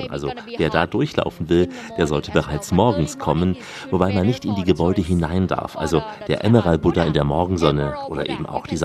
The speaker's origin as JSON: {"language": "German", "country": "Thailand", "said": "also einer Bananenart bei uns in Thailand."}